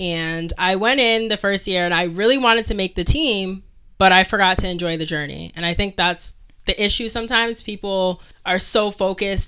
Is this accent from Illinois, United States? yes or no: no; Connecticut, United States; moved away as an adult; now in Rhode Island, United States; I'm originally from Connecticut, and I moved to Rhode Island 1.5 years ago